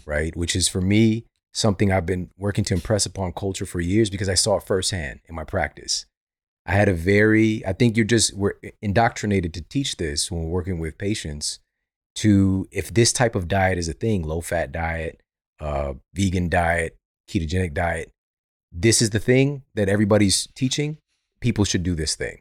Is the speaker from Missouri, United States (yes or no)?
yes; Ferguson, Missouri, United States; I'm from Ferguson, Missouri. We didn't have a gym around anywhere